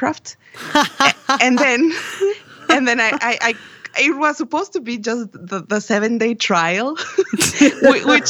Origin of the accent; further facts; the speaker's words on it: Monterrey, Nuevo León, Mexico; I am from Monterrey, Mexico, and I am a musician